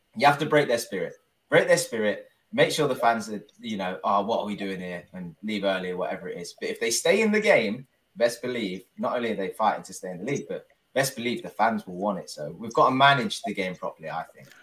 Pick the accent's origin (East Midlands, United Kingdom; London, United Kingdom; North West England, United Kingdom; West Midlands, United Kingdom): East Midlands, United Kingdom; Leicester; I'm from Leicester